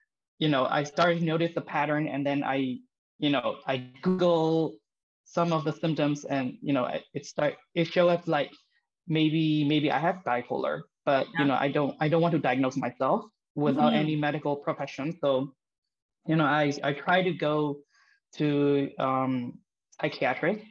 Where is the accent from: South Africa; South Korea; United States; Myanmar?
Myanmar; I'm from Myanmar. It's a country in Southeast Asia.